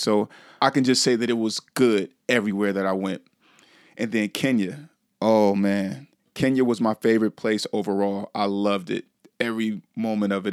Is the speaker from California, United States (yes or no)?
yes; Vallejo, California, United States; my hometown of Vallejo